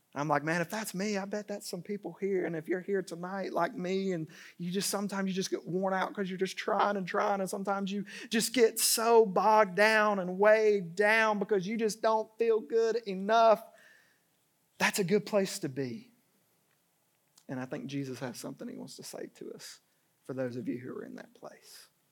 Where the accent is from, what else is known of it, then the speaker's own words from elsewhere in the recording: Dalton, Georgia, United States; I grew up in Dalton, Georgia